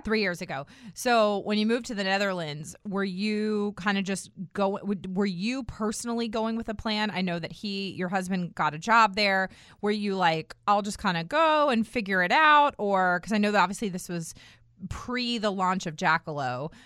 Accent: Herndon, Virginia, United States; moved away as an adult; I grew up in Herndon

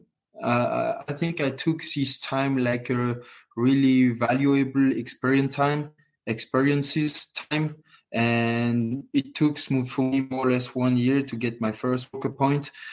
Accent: Courchevel, Auvergne-Rhône-Alpes, France; also born or lived in Moûtiers; I grew up in Courchevel in the family hotel my whole life, and now I'm more on the circus and away from Courchevel, but still, it's still my hometown.

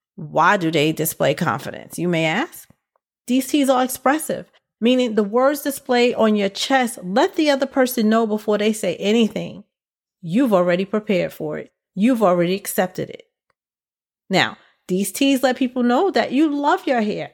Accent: New York City, New York, United States; my hometown where I was born with this one. went to school and lived in B K most of my life. B K is also known as Brooklyn

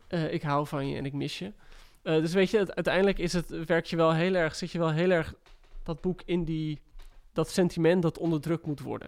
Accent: West Friesland, North Holland, Netherlands; ik kom uit West-Friesland

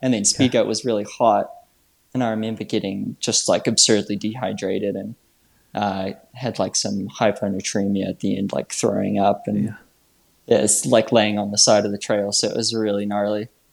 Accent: New Zealand; moved away; originally I'm from New Zealand

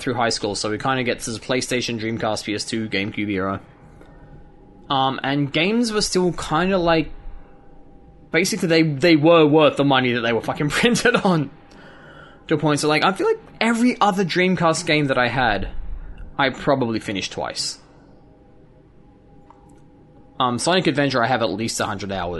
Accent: Australia; being Australian

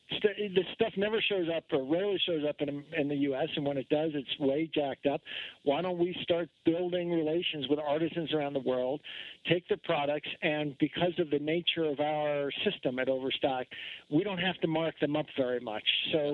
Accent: New England, United States; now in Utah, United States; I'm from Vermont, New Hampshire, and Connecticut. And actually, I lived right outside Boston when I was a little kid.

